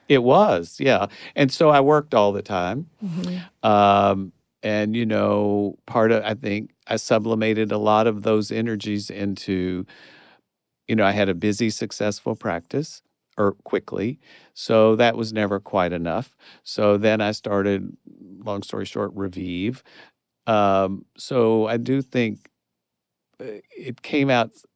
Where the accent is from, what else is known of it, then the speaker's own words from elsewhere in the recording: Kentucky, United States; moved away as an adult; it was my hometown